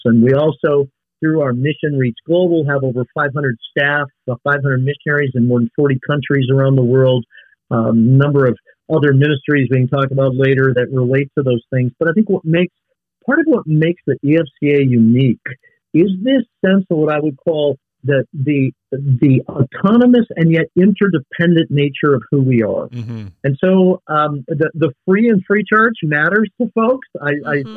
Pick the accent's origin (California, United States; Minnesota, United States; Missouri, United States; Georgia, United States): Minnesota, United States; Thief River Falls; I actually grew up in a small town in far northwest Minnesota. Um, my hometown is uh, Thief River Falls